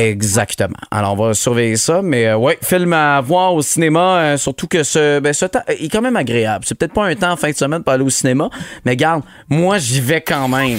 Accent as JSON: {"language": "French", "region": "Quebec", "country": "Canada", "said": "chez nous au Québec"}